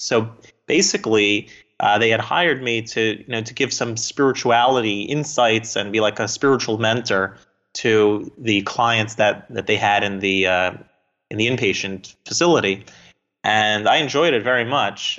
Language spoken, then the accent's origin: English; South Florida, United States; also born or lived in New Jersey; I grew up in South Florida